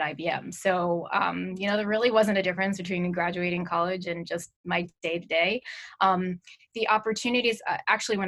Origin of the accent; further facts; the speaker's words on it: New York, United States; I'm born and raised in New York, in the Manhattan area